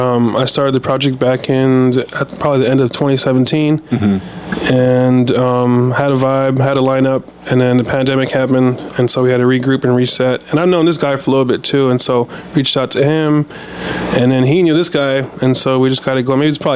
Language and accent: English; Torrance, California, United States; now in San Diego, United States; I'm actually from here, though. I was born at the Harbor City.